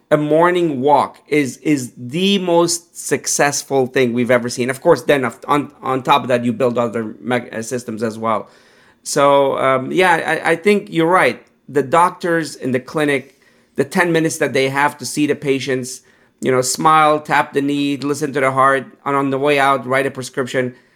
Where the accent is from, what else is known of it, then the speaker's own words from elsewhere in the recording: Pittsburgh, Pennsylvania, United States; growing up in Pittsburgh, you know, um, I, I, wasn't plant based